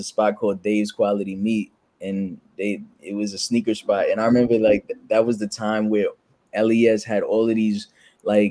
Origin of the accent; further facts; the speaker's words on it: New York City, New York, United States; I'm from New York